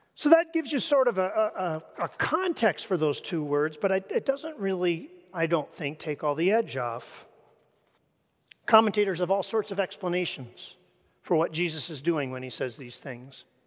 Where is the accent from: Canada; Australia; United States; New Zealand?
Canada; moved away; I come from Canada.